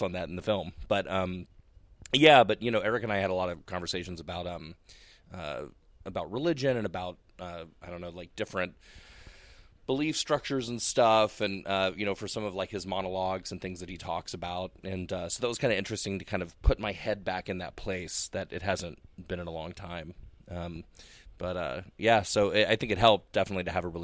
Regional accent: Texas, United States; I grew up in Texas

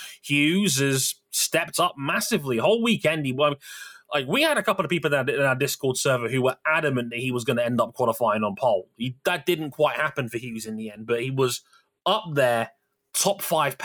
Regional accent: United Kingdom; I am British

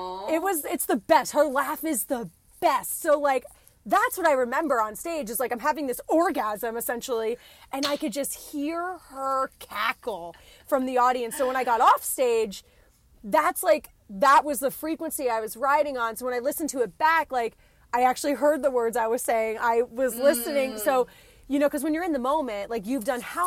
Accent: New Jersey, United States; moved away; I'm from New Jersey

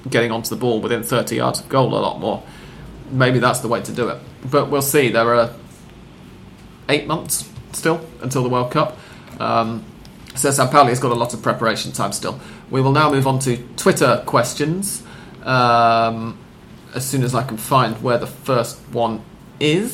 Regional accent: England, United Kingdom; I'm English

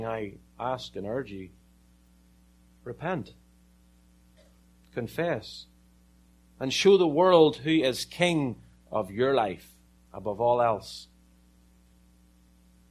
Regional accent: Ireland; I'm from Ireland

